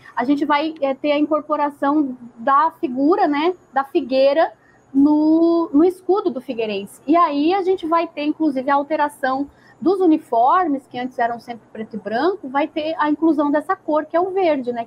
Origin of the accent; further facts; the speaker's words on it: Grão-Pará, Santa Catarina, Brazil; also born or lived in Florianópolis / São José; now in Pará, Brazil; eu sou do interior de Santa Catarina, mas eu morei 14 anos, um pouquinho mais de 14 anos, é, em Florianópolis